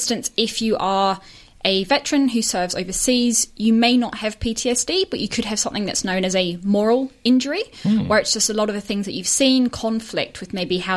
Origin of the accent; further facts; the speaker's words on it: Northern Ireland, United Kingdom; moved away as an adult; now in Melbourne, Australia; I'm, as you probably tell from my accent, wasn't brought up here. So I'm Australian, but was brought up in the UK. Mm-hmm. So whilst I was over there, I was in Northern Ireland. That's where I'd spent most of my time.